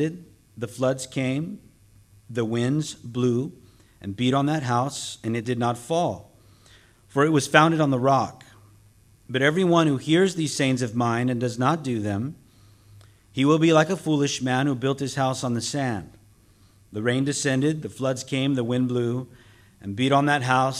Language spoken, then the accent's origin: English; Southern California, United States; I'm also from Southern California and born and raised in a Hispanic home